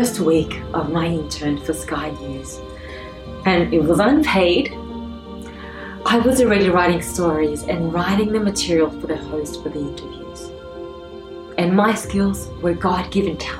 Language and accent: English; Australia; I always only thought of myself as being Australian.